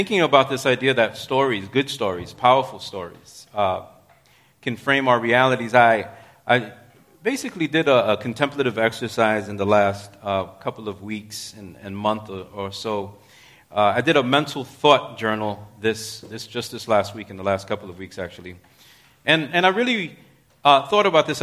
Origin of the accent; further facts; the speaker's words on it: New York City, New York, United States; I'm in the other New York, right? I'm a New Yorker